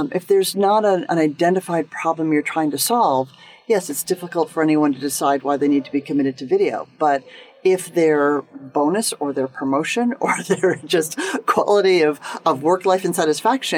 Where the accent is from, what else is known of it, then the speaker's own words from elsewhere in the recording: United States; as an American